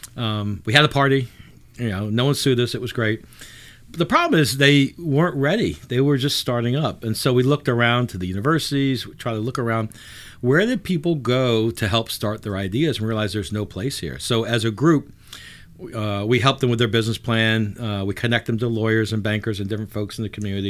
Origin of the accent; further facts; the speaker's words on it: New Orleans, Louisiana, United States; also born or lived in New York / Boston / Atlanta / Pittsburgh; I am born and raised in New Orleans, uh, born in the sixties, um, left in the eighties